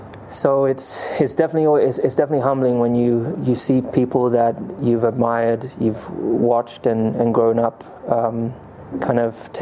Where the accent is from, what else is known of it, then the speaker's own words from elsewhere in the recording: United Kingdom; as a Brit